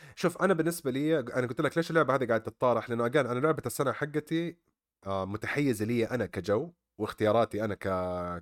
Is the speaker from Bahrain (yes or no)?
no; Saudi Arabia; عندنا في السعوديه